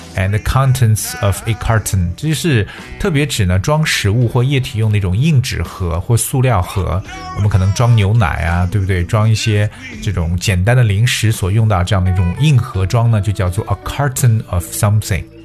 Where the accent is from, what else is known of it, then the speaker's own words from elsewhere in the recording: China; 让我们中国人学起来也足够头大